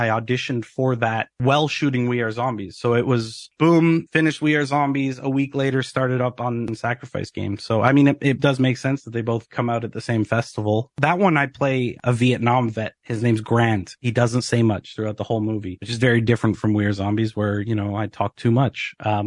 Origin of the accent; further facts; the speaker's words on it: Canada; as a Canadian actor